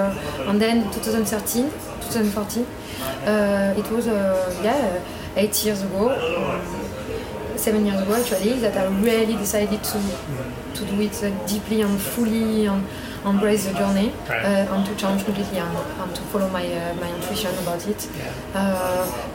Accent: Paris, Île-de-France, France; I'm from Paris

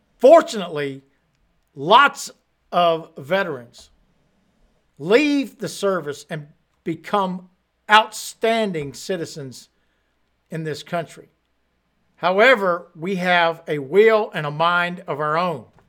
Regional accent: United States; it's not the same America that I grew up

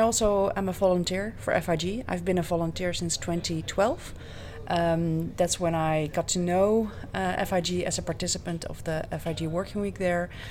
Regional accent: Netherlands; I'm from the Netherlands.

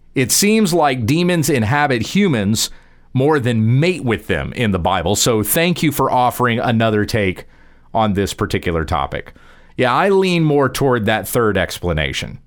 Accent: Texas, United States; I'm speaking as a Texan. We're here in the state of Texas

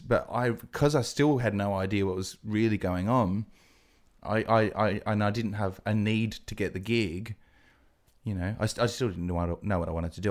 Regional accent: Adelaide, South Australia, Australia; also born or lived in England; I'm from Adelaide.

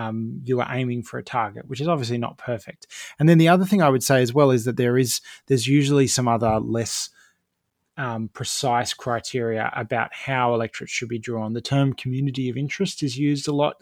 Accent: Campbelltown, New South Wales, Australia; I grew up in Campbelltown in the southwest of Sydney.

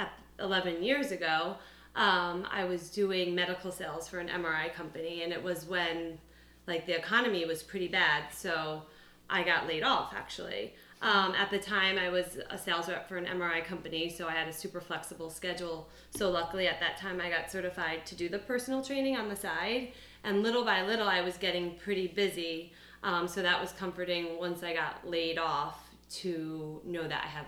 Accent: New York, United States; moved away as an adult; now in Philadelphia, United States; I'm from New York, and I went to St. Joe's and pretty much have been in Philadelphia ever since.

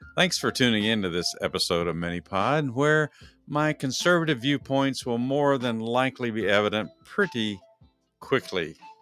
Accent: Dallas, Texas, United States; both Dennis Lee and I are fans of the Dallas Cowboys because we are from Dallas, Texas

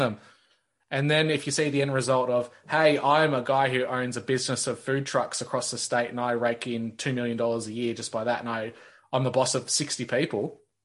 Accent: Australia; as an Australian kid? Because our schools just don't operate the way the states

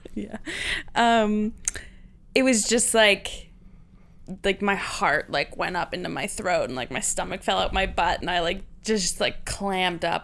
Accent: Saint John, New Brunswick, Canada; moved away; Saint John, New Brunswick

